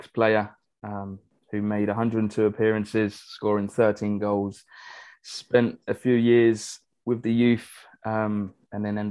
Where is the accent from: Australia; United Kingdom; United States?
United Kingdom; England; as an Englishman